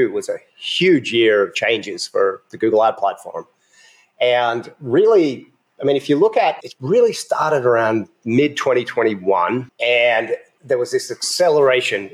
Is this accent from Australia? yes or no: yes; Australia; also born or lived in United States; now in Ecuador; I'm from Australia, but for 12 years, I lived in the USA.